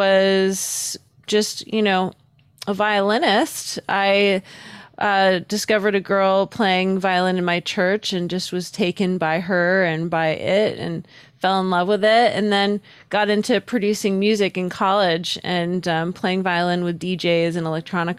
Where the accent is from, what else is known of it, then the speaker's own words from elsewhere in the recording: Newport, Rhode Island, United States; I was living in the smallest state. Newport, Rhode Island is a very small little town. It's very quaint.